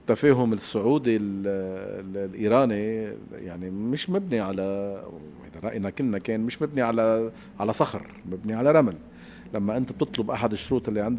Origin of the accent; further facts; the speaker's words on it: Palestine; also born or lived in Syria; أنا فلسطينية سورية بدي أشوف وين رايحة